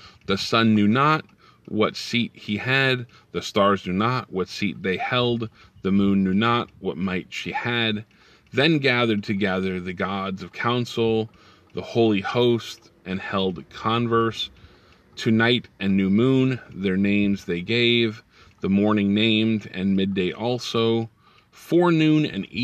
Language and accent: English; the North, United States; now in the South, United States; I live in the South now, and I'm originally from the North.